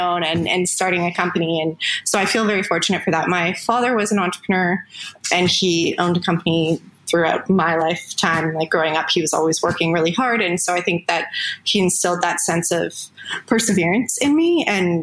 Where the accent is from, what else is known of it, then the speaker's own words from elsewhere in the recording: just outside of Toronto, Ontario, Canada; moved away as an adult; now in Thailand; I grew up in Canada, just outside of Toronto